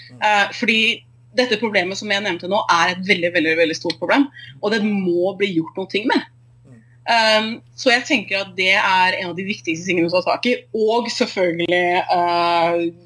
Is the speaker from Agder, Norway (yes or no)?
no; Oslo, Norway; moved away as an adult; also born or lived in Tromsø; now in Bergen, Norway; jeg var født og oppvokst i Oslo